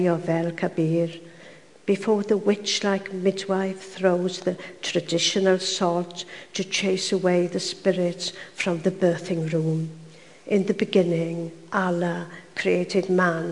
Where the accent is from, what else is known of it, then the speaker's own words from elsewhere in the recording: Swansea Valley, Wales, United Kingdom; I was brought up in Swansea Valley, where they spoke Welsh and English